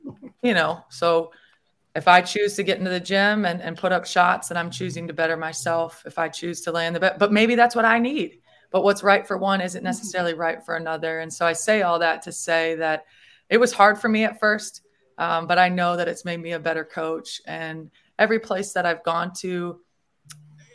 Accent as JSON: {"language": "English", "region": "Minnesota", "country": "United States", "tie": "born or raised there", "moved": "as an adult", "lives_now": "Florida, United States", "said": "I grew up in Minnesota"}